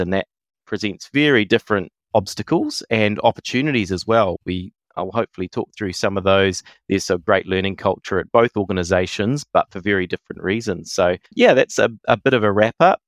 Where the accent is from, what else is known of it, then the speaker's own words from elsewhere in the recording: New Zealand; I'm non-Māori, but I see myself as a Kiwi, as a New Zealander